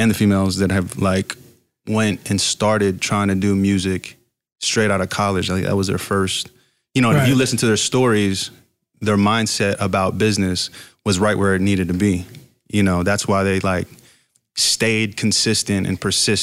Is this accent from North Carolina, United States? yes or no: yes; Fayetteville, North Carolina, United States; also born or lived in Virginia Beach, Virginia; I'm from Fayetteville, North Carolina, too, as well as Virginia Beach